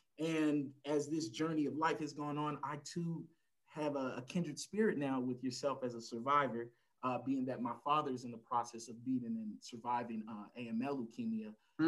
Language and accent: English; El Paso, Texas, United States; I'm originally from El Paso, Texas, right on the border of good old Mexico. I'm an Army brat. I've lived all over the world